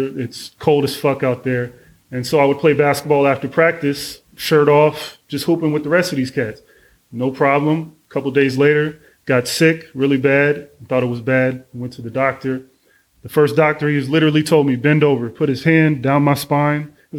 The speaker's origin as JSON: {"language": "English", "town": "Oakland", "region": "California", "country": "United States", "also_born_or_lived": "Berkeley / San Ramon / Texas", "said": "I am from Oakland, California, born in Berkeley. Moved when I was about 10 years old to San Ramon, lived out there for about 5 years before moving to Texas, lived in Texas for about 3.5 years, moved back to Oakland"}